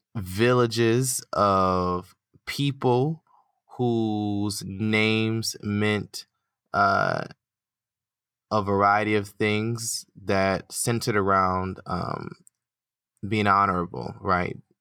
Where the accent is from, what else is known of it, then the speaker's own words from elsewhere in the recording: United States; accent: American; my American accent